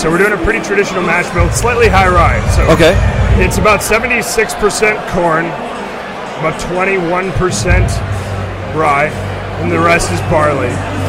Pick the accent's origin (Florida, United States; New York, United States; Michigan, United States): Michigan, United States; Holland; I grew up in Holland